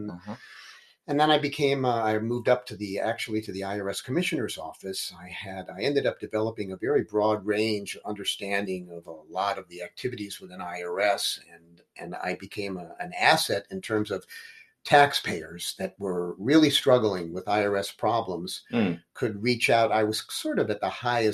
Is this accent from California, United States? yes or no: yes; Los Angeles, California, United States; I grew up in Los Angeles.